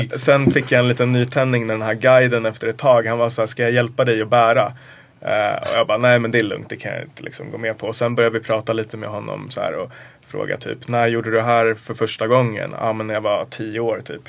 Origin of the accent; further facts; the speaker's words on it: Sweden; jag är också svensk